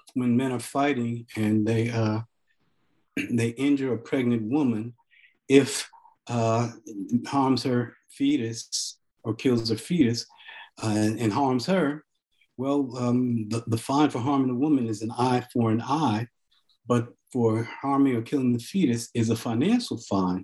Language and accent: English; Newark, New Jersey, United States; also born or lived in Farmville, Virginia / East Orange, New Jersey; I was born in Farmville, Virginia, where uh, in Prince Edward County, where they close the schools rather than desegregate them. So in a way, you can say I was born in struggle. And uh, family moved north to Newark, um, and then later to East Orange